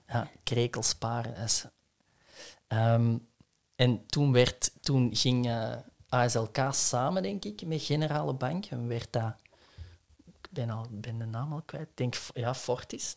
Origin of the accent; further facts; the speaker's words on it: Essen, Flanders, Belgium; het huis waar ik ben opgegroeid in Essen